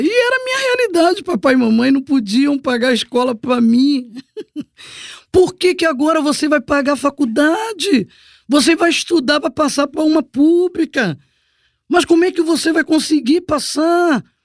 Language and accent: Portuguese; Duque de Caxias, Rio de Janeiro, Brazil; eu sou moradora de Baixada, sou do Pantanal, Caxias, Meio